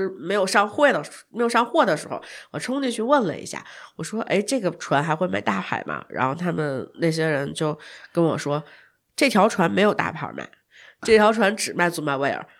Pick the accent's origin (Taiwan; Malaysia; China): China; 因为当时他们说我是从中国来的嘛